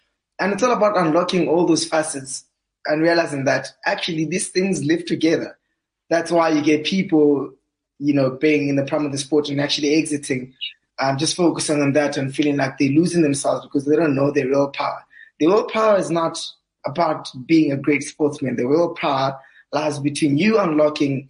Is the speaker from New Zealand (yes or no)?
no; Welkom, Free State, South Africa; moved away as an adult; also born or lived in Bloemfontein; my whole schooling career was kind of like in Valcom